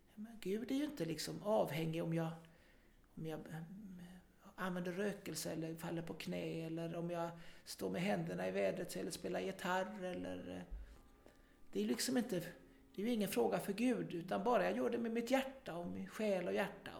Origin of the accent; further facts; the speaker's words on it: Kungsbacka, Halland County, Sweden; also born or lived in Gothenburg; lokaltidningen där jag växte upp, Norra Halland